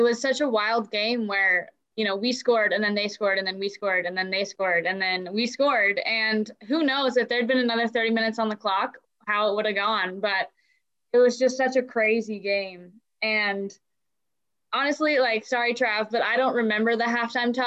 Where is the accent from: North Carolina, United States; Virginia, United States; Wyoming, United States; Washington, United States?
Washington, United States; Bellingham; played in my hometown